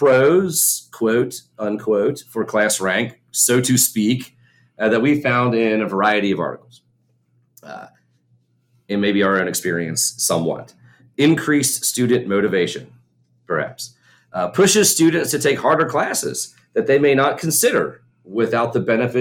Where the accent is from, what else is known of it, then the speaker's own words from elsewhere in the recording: Kentucky, United States; We're from Kentucky